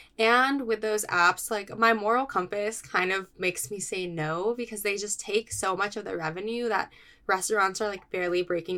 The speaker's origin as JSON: {"language": "English", "region": "California", "country": "United States", "tie": "born or raised there", "moved": "yes", "lives_now": "New York City, United States", "said": "I am, you know, born and raised in California."}